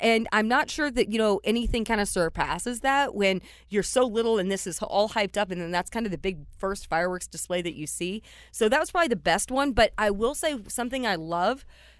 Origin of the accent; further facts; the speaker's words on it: Louisville area, Southern Indiana, United States; I grew up in Southern Indiana, Louisville area